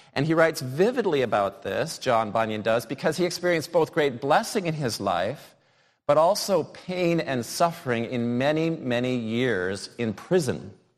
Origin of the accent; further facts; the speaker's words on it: United States; moved away; growing up in the United States